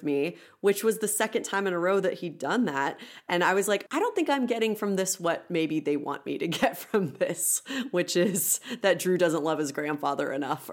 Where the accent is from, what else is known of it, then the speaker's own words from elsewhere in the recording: Midwest, United States; we are all from the Midwest